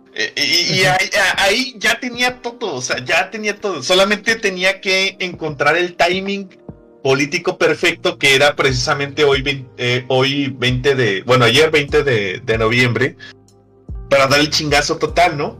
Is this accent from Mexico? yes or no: yes; Nuevo León, Mexico; nuevo leonés